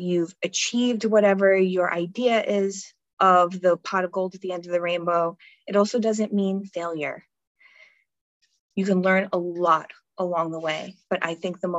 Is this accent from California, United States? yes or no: no; New York, United States; I'm a New Yorker